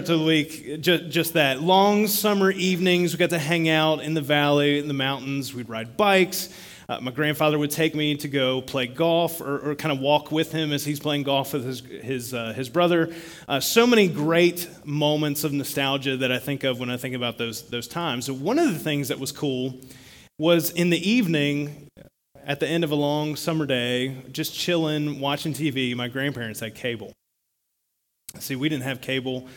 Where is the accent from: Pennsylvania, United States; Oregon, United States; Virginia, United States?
Virginia, United States; moved away; I grew up in Virginia